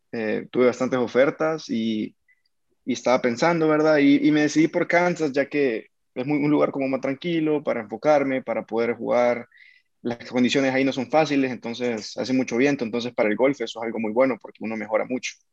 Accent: El Salvador; also born or lived in Bogotá; Sí, yo soy salvadoreño.

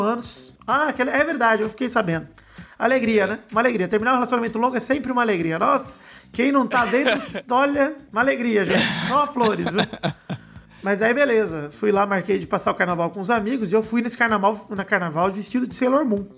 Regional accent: Araraquara, São Paulo, Brazil; moved away; da minha cidade original, da minha cidade natal, Araquara

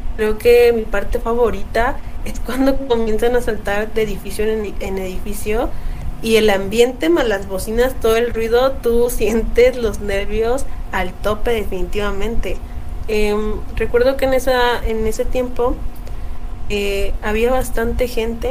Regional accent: Mexico; Sí, soy mexicana

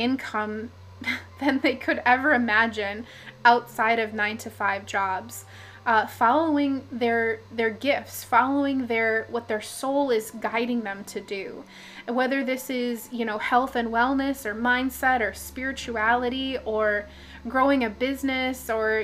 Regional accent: Minnesota, United States; I'm from Minnesota

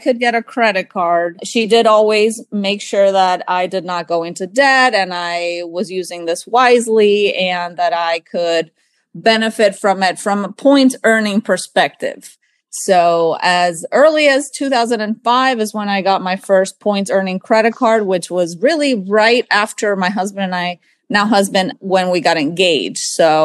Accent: Panama; also born or lived in Miami; now in United States; I'm from Panama, so we would travel

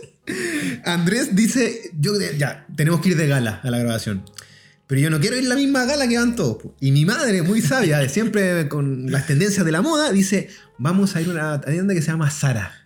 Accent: Chile; acá nosotros estamos más ligados a los gringos

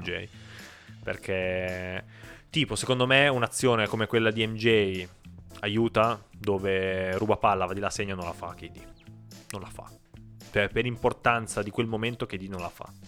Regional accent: Piedmont, Italy; noi siamo piemontesi, quindi siamo nati in una regione fortemente dominata dal vino rosso

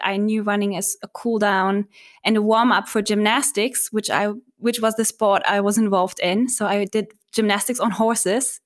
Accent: Berlin, Germany; I was born and raised in Berlin

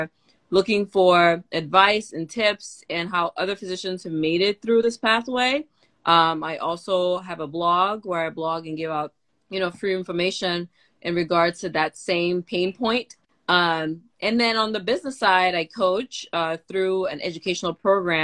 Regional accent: Cameroon; also born or lived in Curaçao; now in Tennessee, United States; I'm an immigrant from Cameroon. I live currently in the state of Tennessee in the U.S.

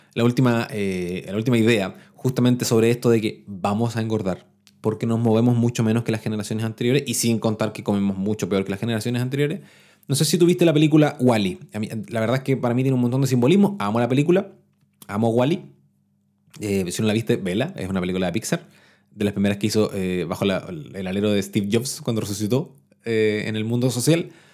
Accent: Chile; yo les hablo de Chile porque soy chileno

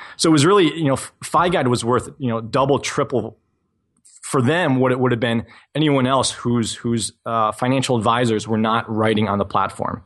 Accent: New England, United States; I was that twelve-year-old kid in, growing up in New England, shoveling driveways for twenty dollars a pop

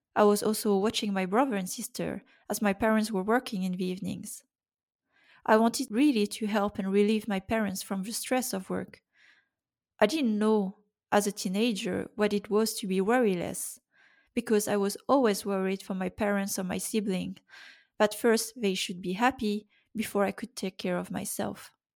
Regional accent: Brittany, France; I was born in France in nineteen eighty-five.

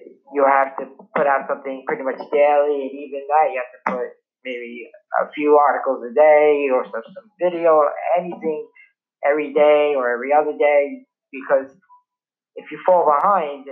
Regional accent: New York City, New York, United States; I'm born and raised in Brooklyn, New York City

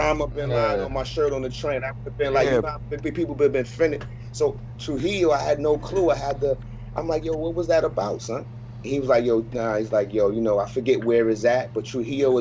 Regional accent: New York City, New York, United States; I'm a New Yorker

